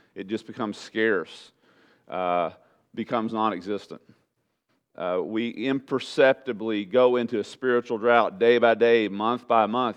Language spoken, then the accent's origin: English; Southeast Texas, United States; moved away; in Southeast Texas, everybody went to church